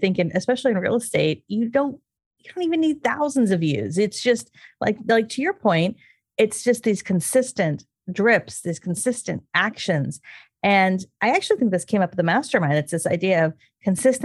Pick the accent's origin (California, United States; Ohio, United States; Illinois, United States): California, United States; being a Californian.